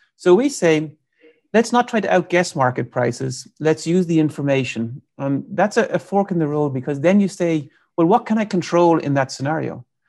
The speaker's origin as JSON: {"language": "English", "country": "Ireland", "moved": "as an adult", "lives_now": "United States", "said": "I'm from Ireland, so I came to the U S in ninety-eight, uh, to do my P H D"}